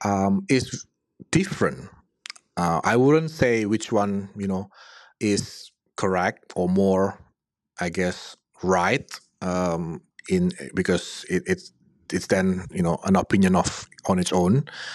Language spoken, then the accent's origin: English; Indonesia; English is a second language; For example, I'm from Indonesia, and in many decision that I receive from inquiries or clients where they get a refusal letter on a student visa